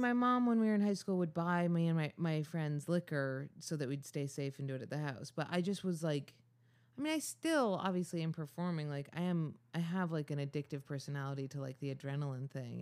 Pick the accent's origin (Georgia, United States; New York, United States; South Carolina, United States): New York, United States; Ithaca; I'm from Ithaca, New York.